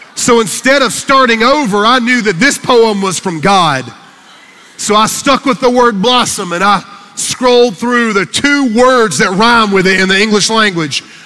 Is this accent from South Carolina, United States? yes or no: yes; Fountain Inn, South Carolina, United States; I'm from Fountain Inn, South Carolina, and I grew up on a farm